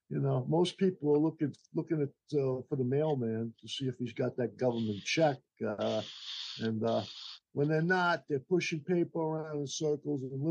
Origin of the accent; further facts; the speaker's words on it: United States; As an American